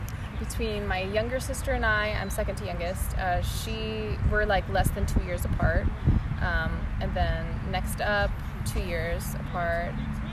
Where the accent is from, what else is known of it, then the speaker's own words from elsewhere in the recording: Hayward, California, United States; also born or lived in Los Angeles, United States; Okay, I was born in Hayward, California.